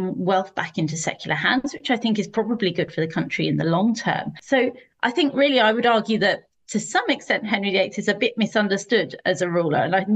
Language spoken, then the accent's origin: English; Steyning, South East England, United Kingdom; now in Esher, United Kingdom; I'm British. You can probably tell from my accent. I come from the south coast in Sussex, a place called Stenning